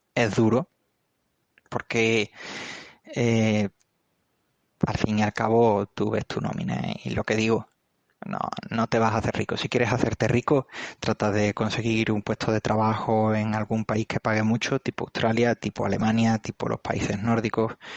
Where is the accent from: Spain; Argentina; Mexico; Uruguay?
Spain; Andalusia; soy perfectamente andaluz